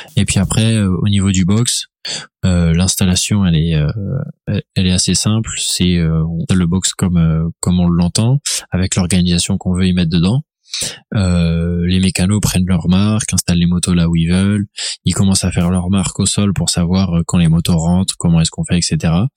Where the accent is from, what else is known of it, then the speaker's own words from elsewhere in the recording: Laval, Pays de la Loire, France; je viens de Laval